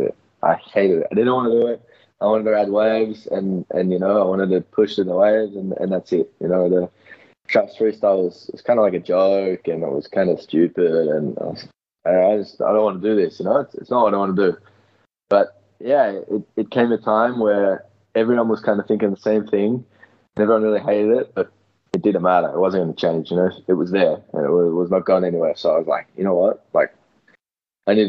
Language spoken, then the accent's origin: English; Melbourne, Victoria, Australia; moved away as an adult; now in Portugal; obviously I'm from Australia. I'm from Melbourne, Australia.